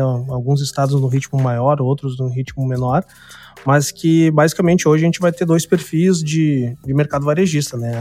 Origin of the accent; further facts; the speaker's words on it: Porto Alegre, Rio Grande do Sul, Brazil; eu sou de Porto Alegre, né? Sou do extremo sul aqui do país